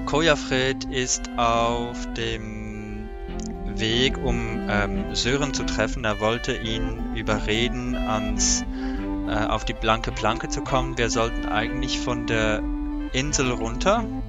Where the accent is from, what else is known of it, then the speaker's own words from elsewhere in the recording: Switzerland; Ich bin von der Schweiz